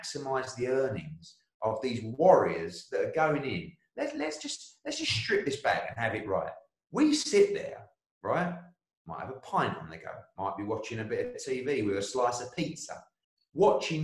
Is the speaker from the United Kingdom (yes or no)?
yes; United Kingdom; I'm a Brit